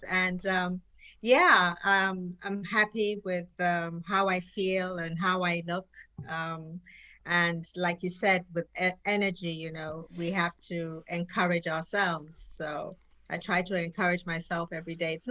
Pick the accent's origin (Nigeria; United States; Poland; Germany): Nigeria; Jos, Plateau; also born or lived in England / France; Yes, I was born in Nigeria, the northern part of Nigeria, Jos. Um, my parents were diplomats. Um, I traveled a lot with them. I, I schooled in Nigeria uh, as well as England